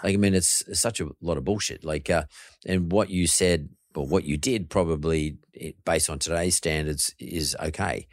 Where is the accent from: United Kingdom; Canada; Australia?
Australia; Sydney, New South Wales; I grew up happy in Punch Bowl, uh, where I grew up